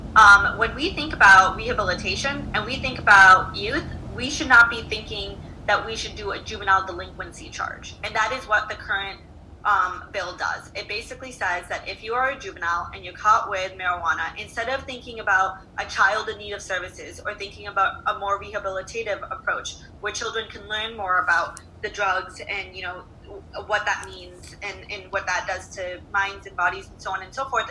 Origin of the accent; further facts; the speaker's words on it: Detroit, Michigan, United States; now in Virginia, United States; I'm from Detroit